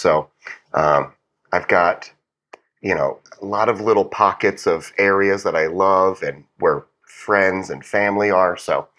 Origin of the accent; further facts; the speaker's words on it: Delaware, United States; I came from Delaware. I applied at Tennessee and at Kentucky.